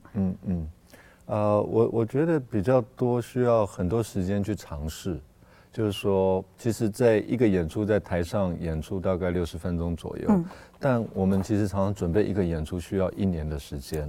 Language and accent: Chinese; Taipei, Taiwan; 那我从小就在那个地方长大